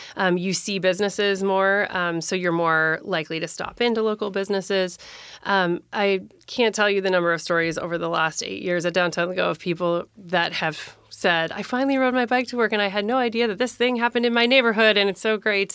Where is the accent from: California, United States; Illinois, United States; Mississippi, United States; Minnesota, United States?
Minnesota, United States; moved away as an adult; now in Tacoma, United States; I moved to Tacoma in nineteen ninety-eight. I grew up in Minnesota